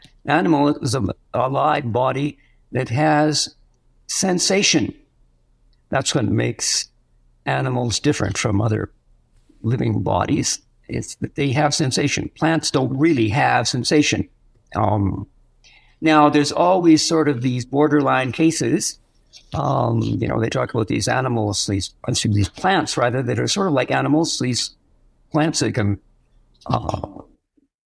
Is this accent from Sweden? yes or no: no; Western Canada, Canada; moved away as an adult; also born or lived in France; now in Silver City, United States; I come from Western Canada